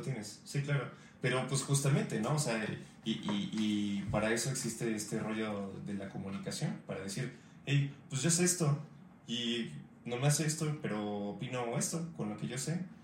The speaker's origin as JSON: {"language": "Spanish", "country": "Mexico", "said": "yo siendo mexicano"}